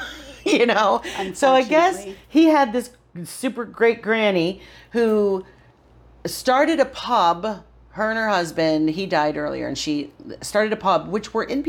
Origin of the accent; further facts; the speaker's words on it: Johnstown, New York, United States; moved away; my hometown, which is Johnstown, New York, Podunk, upstate New York